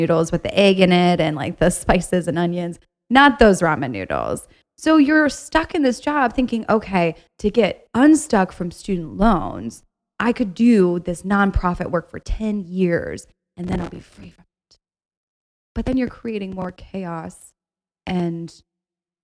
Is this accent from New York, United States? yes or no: no; Ohio, United States; I'm from Ohio, and from Ohio, there's this mentality